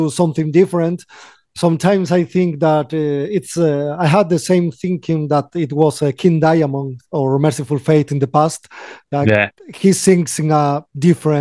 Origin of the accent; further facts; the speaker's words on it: Galicia, Spain; English is a second language; We are from Galicia, northwest of Spain